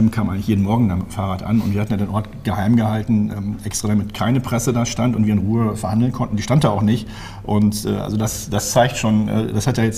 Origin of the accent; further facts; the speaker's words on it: Münster, North Rhine-Westphalia, Germany; born there; now in Bergisch Gladbach, Germany; Und ich kam ja gebürtig aus Münster, wo wir, jetzt wieder auf Platz 1 ganz vorne.